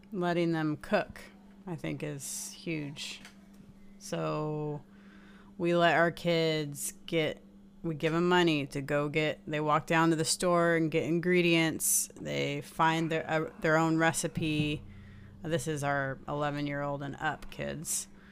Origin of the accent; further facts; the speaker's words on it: Seattle, Washington, United States; we're from Seattle